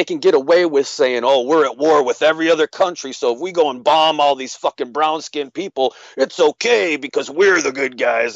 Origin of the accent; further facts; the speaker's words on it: United States; I was born in America